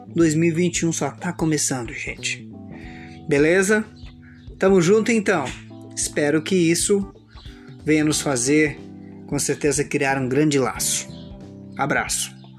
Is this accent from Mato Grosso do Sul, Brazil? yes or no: yes; São Gabriel do Oeste, Mato Grosso do Sul, Brazil; sou de São Gabriel do Oeste, Mato Grosso do Sul, Brasil, a região Centro-Oeste